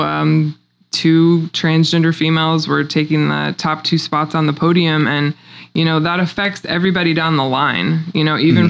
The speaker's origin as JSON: {"language": "English", "town": "Republic", "region": "Missouri", "country": "United States", "tie": "born or raised there", "said": "I'm a native Missourian. I grew up in Republic, Missouri, graduated there."}